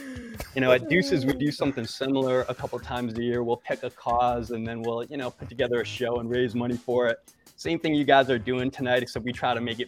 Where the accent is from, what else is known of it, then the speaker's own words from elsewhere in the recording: Connecticut, United States; And growing up in Connecticut, that was one of my favorite holidays.